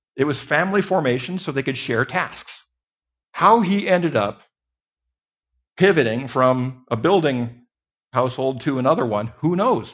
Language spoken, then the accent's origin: English; Mountain West, United States; moved away; I grew up in a little town in the Mountain West